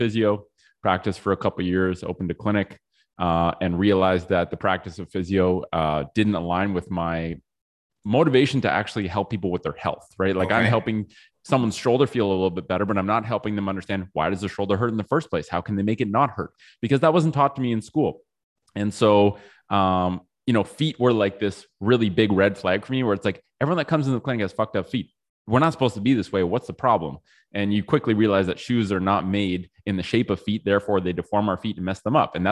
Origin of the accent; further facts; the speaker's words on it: Ottawa, Ontario, Canada; also born or lived in Australia; I grew up in Ottawa